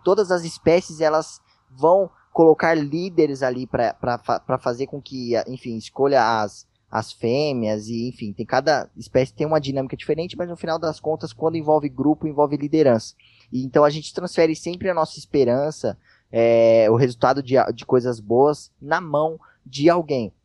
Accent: Brazil

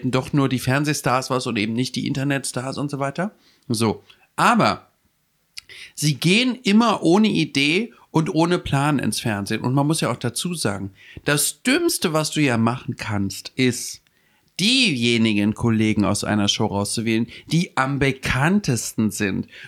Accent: Hamburg, Germany; ich komme von aus Hamburg, mh, hm, von der Reeperbahn äh, und so.

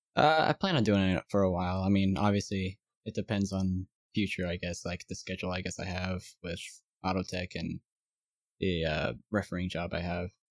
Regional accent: South Carolina, United States; I'm from South Carolina.

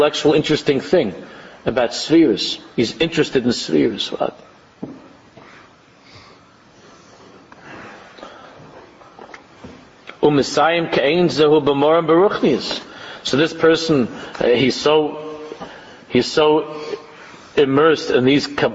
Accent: United States; people like us, growing up in America

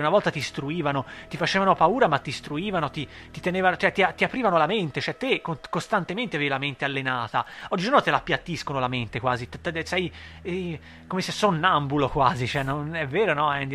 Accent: Italy; noi italiani

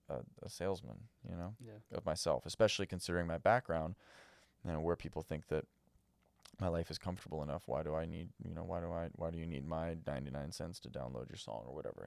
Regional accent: Malibu, California, United States; I grew up in Malibu, right?

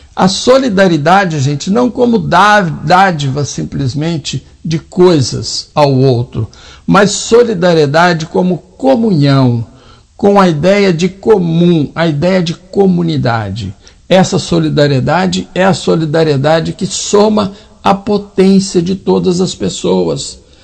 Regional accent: Minas Gerais, Brazil; Eu sou mineiro.

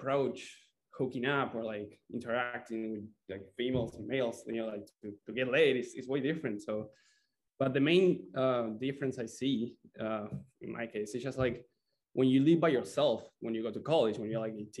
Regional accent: Buenos Aires, Argentina; moved away as an adult; also born or lived in San Luis Obispo, California; now in Santa Barbara, United States; from Argentina, Buenos Aires, and I came here to the States in 2019

